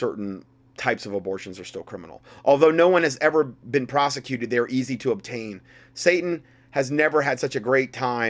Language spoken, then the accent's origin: English; New Zealand; the most upsetting thing for me as a New Zealander is that the average Kiwi, meaning New Zealander, is sucked in by it all. What a godless country I live in.